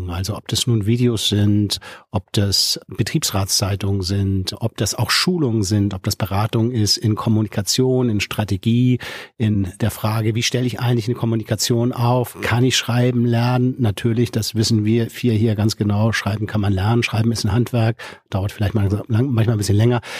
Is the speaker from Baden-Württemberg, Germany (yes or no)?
no; Schleswig-Holstein, Germany; born there; now in Hamburg, Germany; Ich sitze im Norden in Hamburg, äh, gebürtiger Schleswig-Holsteiner, habe es, glaube ich, so ungefähr 58 Kilometer weiter bis in die große Stadt geschafft.